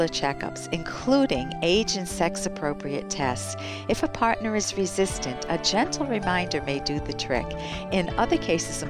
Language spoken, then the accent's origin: English; United States; as an American